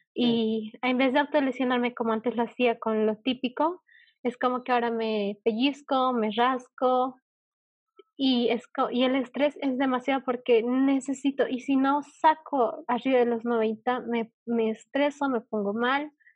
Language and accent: Spanish; Bolivia; yo eh, de Bolivia